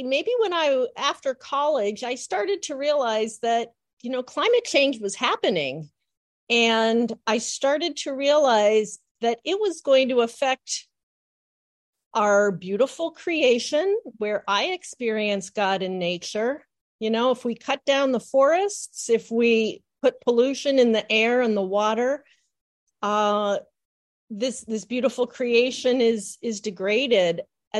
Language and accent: English; Massachusetts, United States; born or raised there